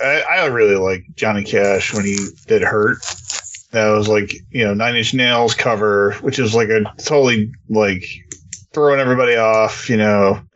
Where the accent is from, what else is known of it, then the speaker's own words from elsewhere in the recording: New York, United States; And we used to take little road trips because we're from New York.